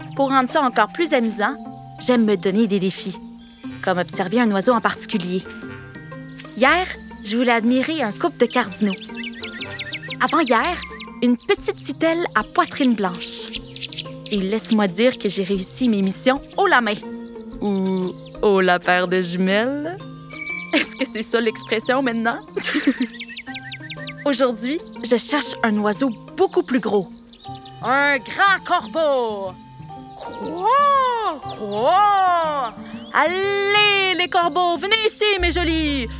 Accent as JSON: {"language": "French", "country": "Canada", "said": "chez nous au Canada"}